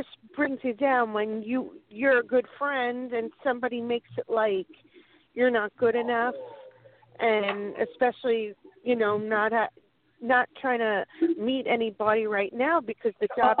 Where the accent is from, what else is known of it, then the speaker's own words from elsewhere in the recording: Oceanside, New York, United States; My birthday is December 26, 1967. I was born in Oceanside, New York.